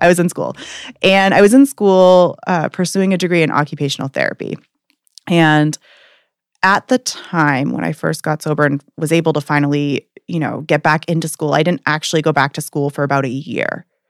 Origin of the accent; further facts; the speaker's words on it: Portland, Maine, United States; I'm from Portland, Maine